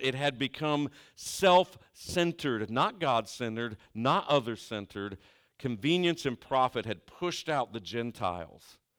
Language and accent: English; Southeastern Ohio, United States; I'm from Southeastern Ohio